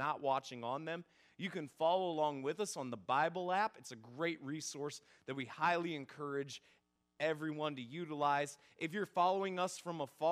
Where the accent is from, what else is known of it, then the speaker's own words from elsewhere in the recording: Northeast Ohio, United States; moved away; I'm originally from Northeast Ohio